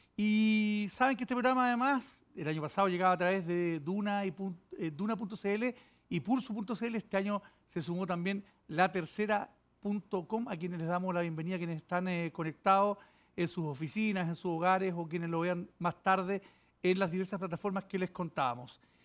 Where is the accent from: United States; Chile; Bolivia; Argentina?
Chile; como chilenos